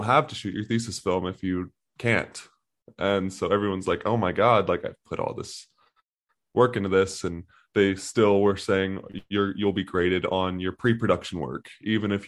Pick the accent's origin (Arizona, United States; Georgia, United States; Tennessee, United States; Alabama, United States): Alabama, United States; Birmingham; I'm from Birmingham, Alabama